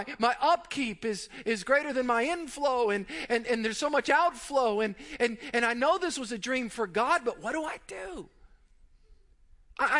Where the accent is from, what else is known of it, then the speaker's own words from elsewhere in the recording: South Louisiana, United States; also born or lived in Mandeville, Louisiana; I grew up in South Louisiana